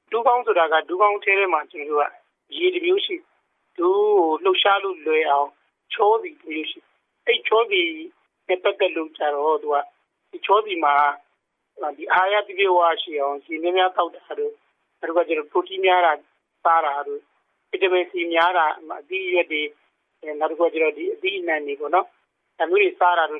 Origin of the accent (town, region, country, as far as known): Myanmar